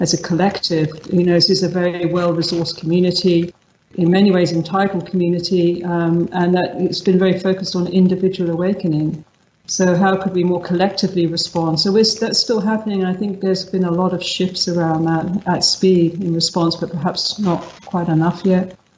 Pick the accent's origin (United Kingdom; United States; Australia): United Kingdom; London; moved away; My background is from London. I'm originally from London. I was grew up in an Anglo-Irish family